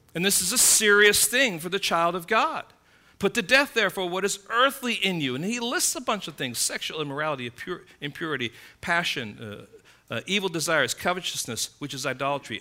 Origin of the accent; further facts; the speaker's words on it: United States; I'm an American citizen